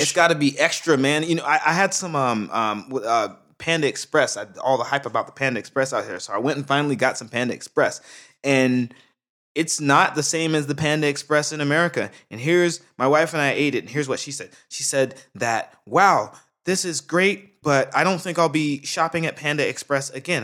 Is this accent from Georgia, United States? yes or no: yes; Brunswick, Georgia, United States; now in Japan; I'm from Brunswick, Georgia, man. I'm from the South, South.